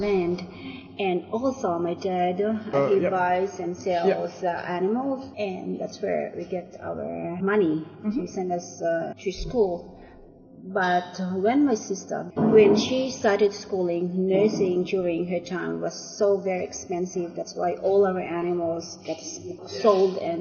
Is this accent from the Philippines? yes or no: yes; Abra, Cordillera Administrative Region, Philippines; moved away; I came from a very remote village in the Philippines, in the northern part of Luzon, which is the Cordillera region and the province of Abra